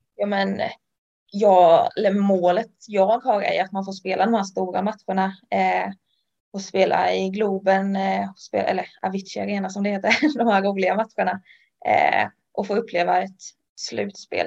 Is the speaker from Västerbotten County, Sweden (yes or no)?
no; Ljungby, Kronoberg County, Sweden; moved away as an adult; Ljungby, där jag kommer från